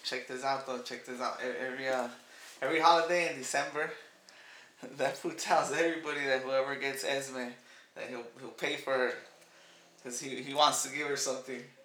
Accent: Los Angeles, California, United States; I was born in Northridge.

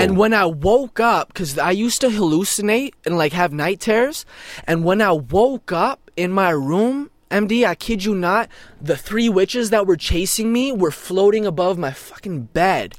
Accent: Brno, South Moravian Region, Czechia; born in a town called Brno

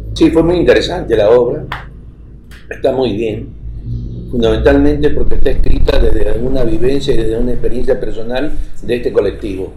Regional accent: Argentina; now in Ecuador; a nosotros nos invitan como argentinos a Europa

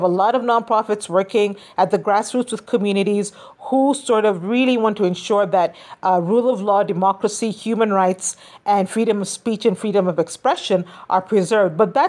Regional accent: Kenya

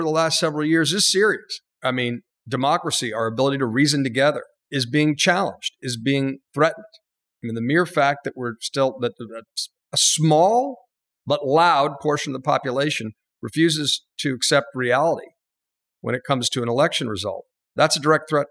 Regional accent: Charleston, South Carolina, United States; moved away; also born or lived in New York; I grew up a significant portion of my life in Charleston, South Carolina. So I understand the South, and I love the South, and I get it. But I was a transplant from New York

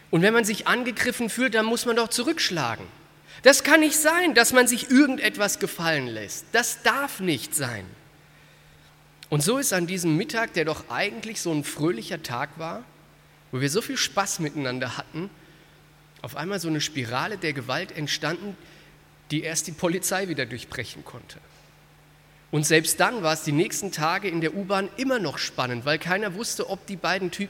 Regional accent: Frankfurt, Hesse, Germany; Ähm, und zwar aus meiner Heimatstadt Frankfurt. Ich war so in der 11., 12. Klasse und wir haben ein kleines Wunder in Frankfurt erlebt.

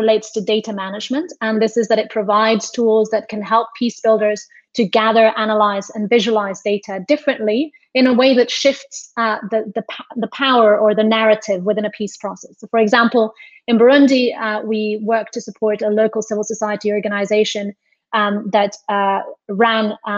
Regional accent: Spain; I'm from Spain

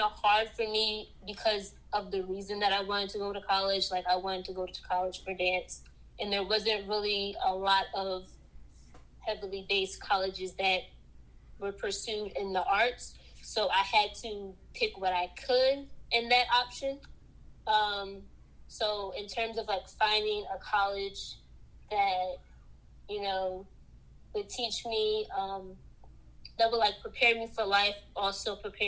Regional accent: Philadelphia, Pennsylvania, United States; I am from Southwest Philly. Growing up, we weren't poor

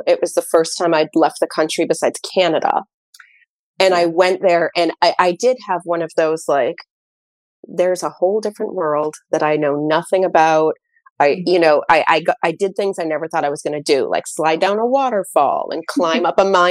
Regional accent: New Hampshire, United States; we're from New Hampshire.

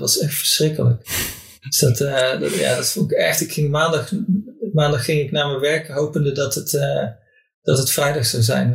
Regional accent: North Brabant, Netherlands; moved away as an adult; in mijn vriendengroep in, in, eh, in Brabant, waar ik vandaan kom

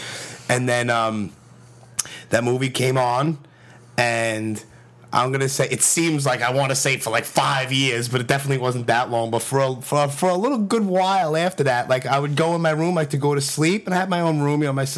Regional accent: New York City, New York, United States; I lived on 93rd between L&M and Canarsie

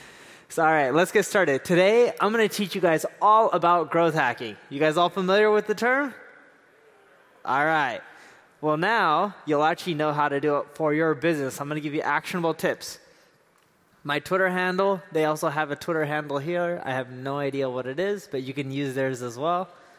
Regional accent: London, United Kingdom; born there; also born or lived in Seattle; I was born in London, and I lived a lot of my life in Seattle, and the weather is just like this.

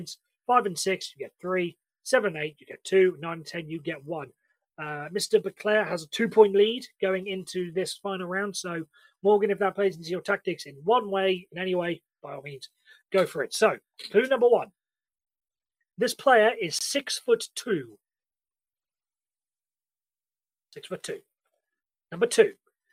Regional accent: United Kingdom; we British

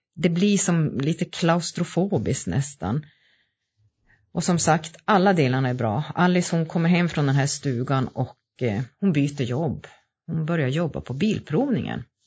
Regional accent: Gällivare, Norrbotten County, Sweden; also born or lived in Malmberget; jag är född och uppvuxen i Gällivare

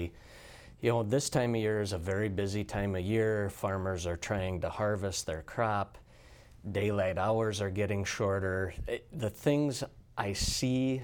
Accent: Gettysburg, South Dakota, United States; I grew up in Gettysburg, South Dakota.

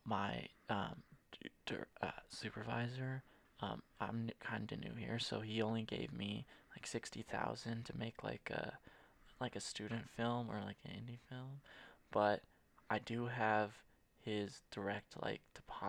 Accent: Mississippi, United States; also born or lived in London; Here's the thing. I come from Mississippi, right?

